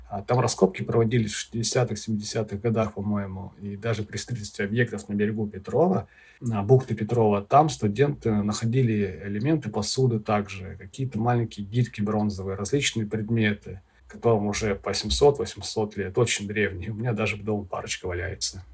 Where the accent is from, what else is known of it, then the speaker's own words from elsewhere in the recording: Vladivostok, Primorsky Krai, Russia; коренному жителю Приморского края Владивостока